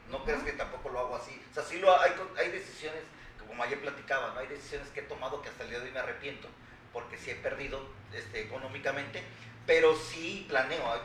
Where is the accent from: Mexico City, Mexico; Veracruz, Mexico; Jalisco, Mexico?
Veracruz, Mexico; aquí en Veracruz, orgullosamente soy veracruzano